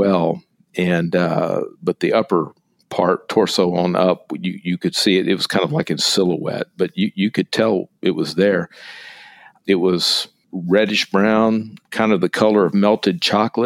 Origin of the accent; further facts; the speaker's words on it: East Texas, United States; I grew up in East Texas